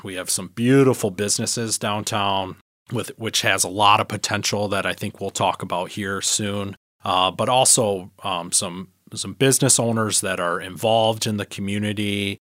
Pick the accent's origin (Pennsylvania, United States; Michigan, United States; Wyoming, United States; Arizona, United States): Michigan, United States; Harbor Beach; I was born and raised in the Thumb, um, in Harbor Beach, Michigan